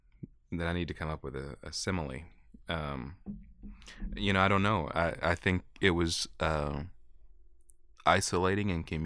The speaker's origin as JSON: {"language": "English", "area": "Jackson County", "region": "Kentucky", "country": "United States", "tie": "born or raised there", "also_born_or_lived": "Whitesburg, Kentucky", "said": "In Jackson County, Kentucky. tobacco farm."}